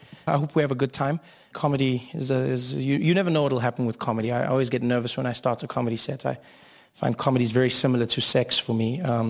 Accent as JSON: {"language": "English", "country": "South Africa", "tie": "born or raised there", "said": "I grew up in South Africa during a time known as apartheid."}